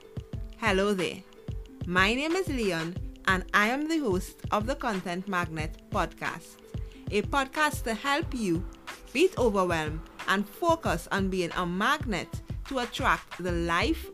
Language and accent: English; Trinidad & Tobago; I'm from Trinidad and Tobago